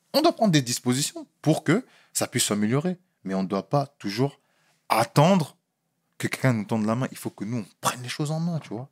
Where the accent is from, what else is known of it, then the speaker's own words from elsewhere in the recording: France; moved away; je suis né en France. J'ai grandi en France